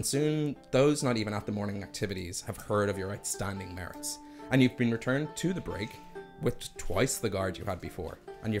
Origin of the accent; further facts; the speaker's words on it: Dublin, Leinster, Ireland; also born or lived in Greystones, County Wicklow; I am from Dublin.